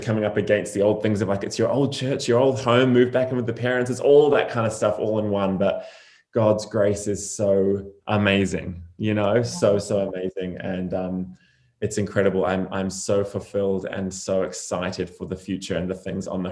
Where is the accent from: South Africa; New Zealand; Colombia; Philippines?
New Zealand; moved away as an adult; also born or lived in Redding, California; I was born and raised in New Zealand